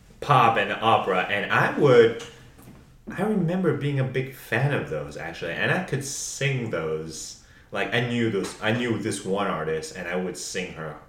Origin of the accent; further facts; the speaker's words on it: France; moved away; I grew up in France.